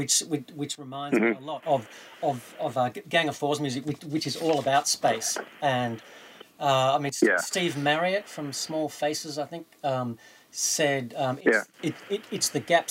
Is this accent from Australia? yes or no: yes; Australia; because we're Australian?